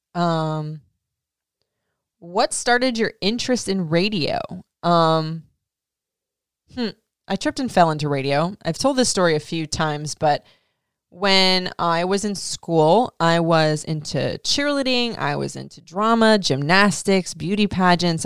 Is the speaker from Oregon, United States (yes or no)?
no; Florida, United States; I grew up in Florida